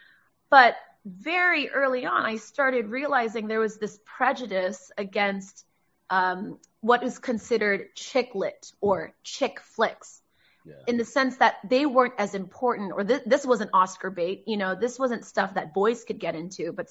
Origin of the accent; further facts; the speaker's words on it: Los Angeles, California, United States; raised in LA. I was born in Hollywood